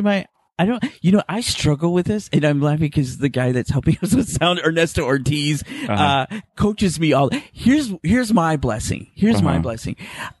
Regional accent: Midwest, United States; I come from a generation where, and because I'm from the Midwest, and the way I was raised, very Catholic, very

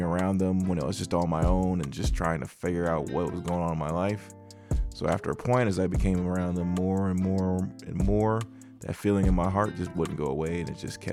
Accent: Indianapolis, Indiana, United States; also born or lived in Long Beach, California; Born there, but raised in Indianapolis, Indiana

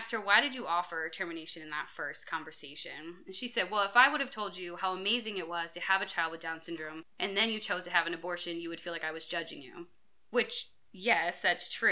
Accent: United States; I grew up in a town close to a town called Princeton

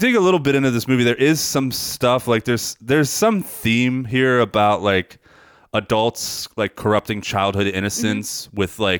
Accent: McGuire Air Force Base, New Jersey, United States; I grew up in McGuire Air Force Base, which is more, I know a lot of New Jerseyans don't believe in central New Jersey.

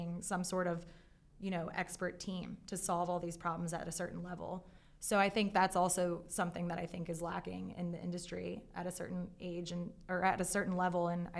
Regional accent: Baltimore, Maryland, United States; accent: Baltimore; You're going to hear my Baltimore accent.

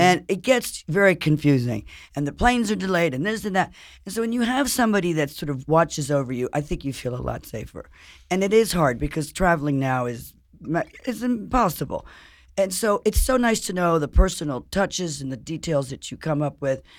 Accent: Paris, Île-de-France, France; moved away; I grew up in Paris and I spent a lot of time in Europe

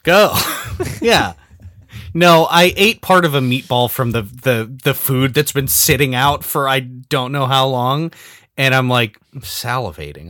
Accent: Southern California, United States; I'm from Southern California, not the South

